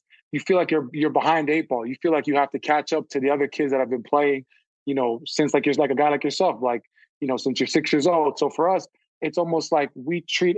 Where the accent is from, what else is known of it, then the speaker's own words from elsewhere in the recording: Canada; moved away; also born or lived in Texas; a kid from Canada